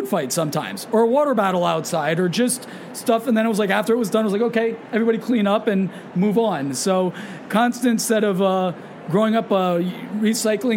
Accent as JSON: {"language": "English", "town": "Whitehall", "region": "Pennsylvania", "country": "United States", "tie": "born or raised there", "moved": "as an adult", "lives_now": "Chicago, United States", "said": "right outside of Allentown, Whitehall, Pennsylvania"}